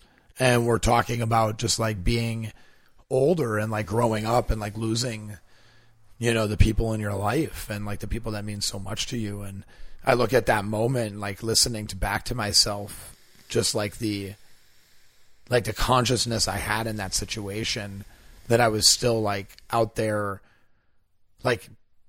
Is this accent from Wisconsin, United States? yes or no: yes; Wisconsin, United States; because I'm from Wisconsin, his family was from Wisconsin.